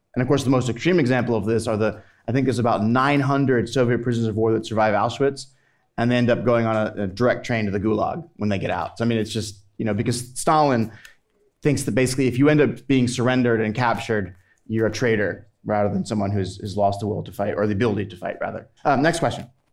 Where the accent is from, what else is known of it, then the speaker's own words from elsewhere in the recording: United States; as an American